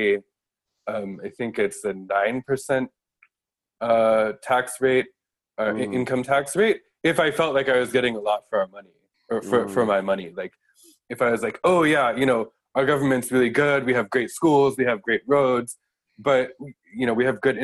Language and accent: English; Colorado, United States; also born or lived in Boston / San Francisco / East Palo Alto; now in Osaka, Japan; in Colorado, my hometown is in a swing county